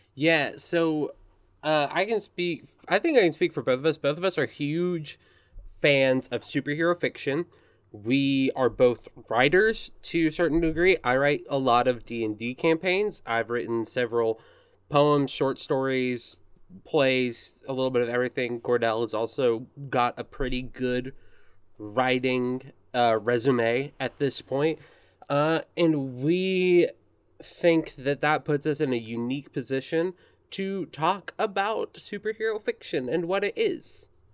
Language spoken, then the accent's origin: English; Searcy, Arkansas, United States; I was born and raised in Searcy, Arkansas